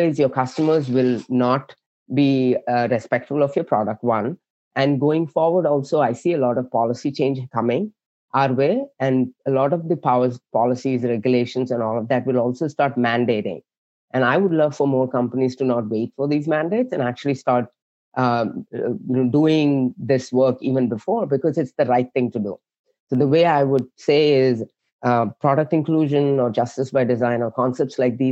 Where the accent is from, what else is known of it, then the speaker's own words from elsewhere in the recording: South India, India; now in San Jose, United States; I was born and raised in India, like southern part of India.